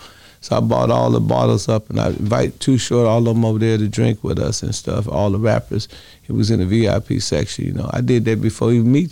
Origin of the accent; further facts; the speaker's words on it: Chicago, Illinois, United States; now in Milwaukee, United States; I think it kind of upset a lot of my brothers in Chicago, but I'm from Chicago. So, but you know, I'm a Milwaukee dude.